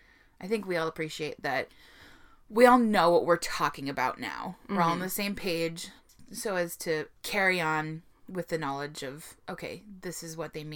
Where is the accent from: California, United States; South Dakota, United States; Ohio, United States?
South Dakota, United States; I'm from South Dakota.